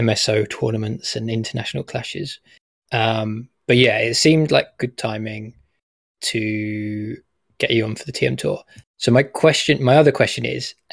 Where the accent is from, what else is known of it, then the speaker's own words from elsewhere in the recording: Southampton, South East England, United Kingdom; my hometown is Southampton, where I grew up.